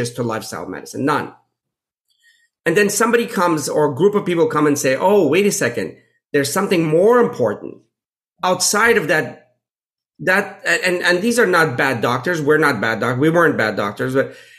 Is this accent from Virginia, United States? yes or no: no; Pittsburgh, Pennsylvania, United States; I grew up in Pittsburgh